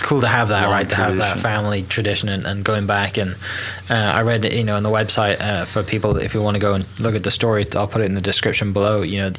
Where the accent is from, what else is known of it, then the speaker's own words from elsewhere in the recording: Wales, United Kingdom; now in Oklahoma, United States; me being a Welshman